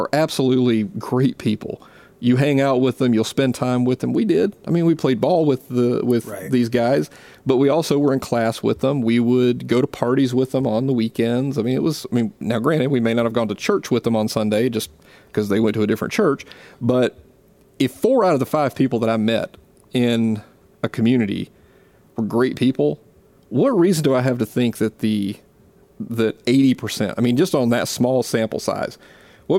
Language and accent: English; Gulf Coast, South Mississippi, United States; accent: Southern; moved away; I grew up in the Deep South. Okay, I grew up down, you know, as far into Dixie as you can get, literally down next to the Gulf Coast in Mississippi.